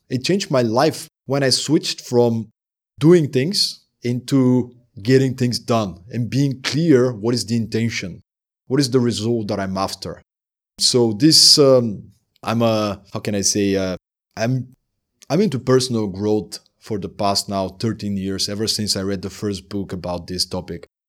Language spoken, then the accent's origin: English; Sliven, Sliven Province, Bulgaria; moved away as an adult; also born or lived in Denmark; living in my hometown in Bulgaria